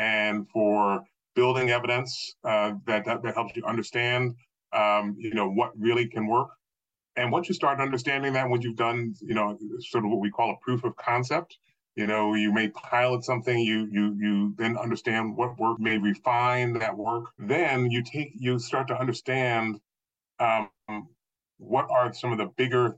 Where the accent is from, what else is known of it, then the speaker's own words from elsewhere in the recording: Philadelphia, United States; moved away as an adult; now in Baltimore, United States; I grew up just outside of Philadelphia on both sides of the Delaware River.